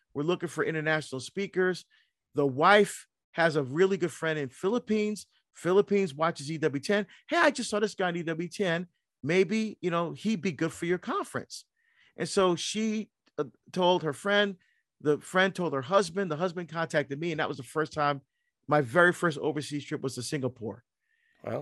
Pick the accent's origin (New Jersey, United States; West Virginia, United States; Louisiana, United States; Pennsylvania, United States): New Jersey, United States; moved away as an adult; also born or lived in Barbados; now in Oregon, United States; I grew up in New Jersey